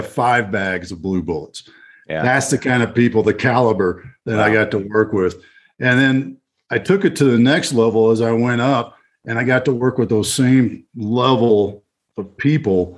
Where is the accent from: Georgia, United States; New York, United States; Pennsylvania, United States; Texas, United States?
Texas, United States; Fort Worth; moved away; my hometown, Fort Worth